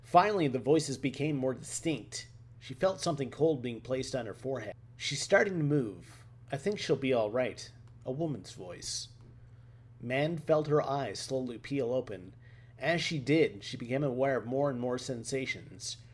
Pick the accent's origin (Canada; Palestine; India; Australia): Canada; East Coast of Canada; I'm from the East Coast of Canada, and you probably are going to hear it in my read in terms of an accent